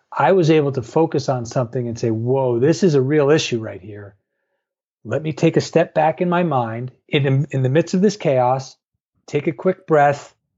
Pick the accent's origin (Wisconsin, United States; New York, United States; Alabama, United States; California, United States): New York, United States; I grew up in New York.